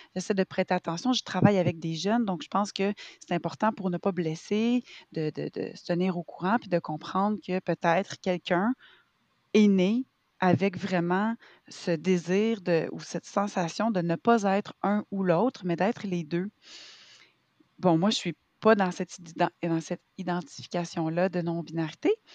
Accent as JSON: {"language": "French", "region": "Quebec", "country": "Canada", "said": "je suis québécoise, j'ai 37 ans"}